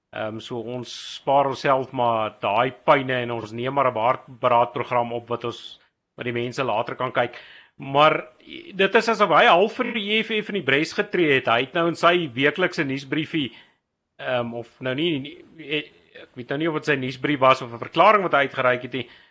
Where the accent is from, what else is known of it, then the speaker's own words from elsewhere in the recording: Randfontein, Gauteng, South Africa; Randfontein hier waar ek vandaan kom